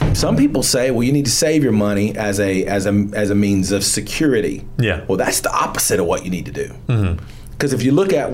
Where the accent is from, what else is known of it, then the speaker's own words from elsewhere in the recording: Georgia, United States; I'm from Georgia